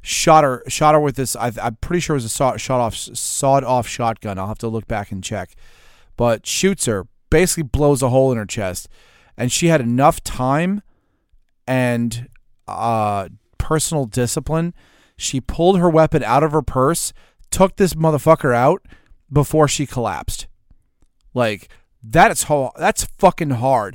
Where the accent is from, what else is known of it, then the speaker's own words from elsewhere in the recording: United States; I'm an American